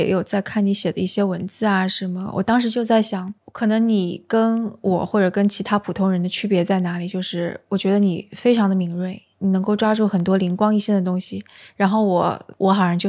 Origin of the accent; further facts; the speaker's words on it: Changzhou, Jiangsu, China; 哦不，因为我是常州人